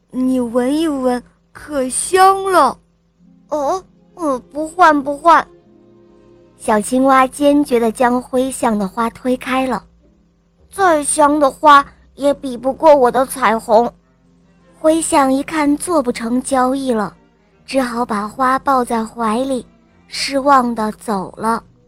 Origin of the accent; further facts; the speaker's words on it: Kaifeng, Henan, China; 我五十九个月了，我来自河南开封